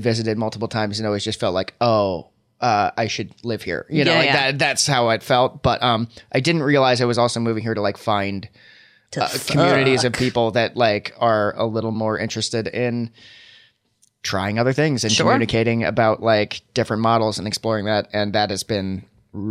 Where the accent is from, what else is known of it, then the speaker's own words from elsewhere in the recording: Ohio, United States; moved away as an adult; also born or lived in Oklahoma; now in New York, United States; I grew up in Ohio